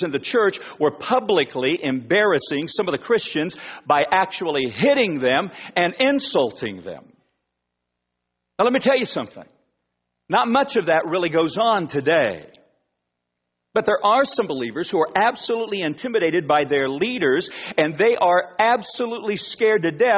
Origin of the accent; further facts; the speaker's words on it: Wichita, Kansas, United States; now in Oklahoma, United States; I'm from Wichita. I'm a graduate of South High School. I've lived in Oklahoma for 30 plus years, and so Oklahoma, for the most part, has been my home almost all of my life.